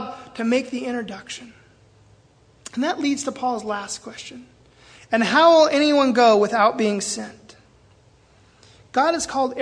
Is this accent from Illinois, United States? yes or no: no; Seattle, Washington, United States; moved away as an adult; now in Belize City, Belize; I'm from Seattle